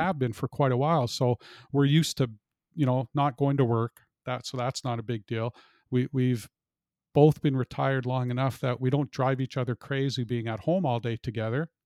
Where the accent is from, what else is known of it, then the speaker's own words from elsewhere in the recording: Canada; I'm a Canadian